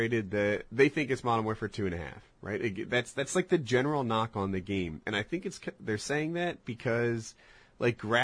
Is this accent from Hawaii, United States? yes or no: no; New Jersey, United States; I was raised in Jersey outside Pennsylvania, outside Philadelphia